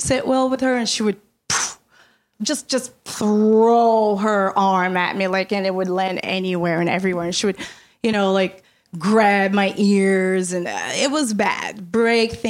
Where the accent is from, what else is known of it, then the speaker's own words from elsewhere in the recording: Brazil; moved away; I come from Brazil. I was born and raised in Brazil.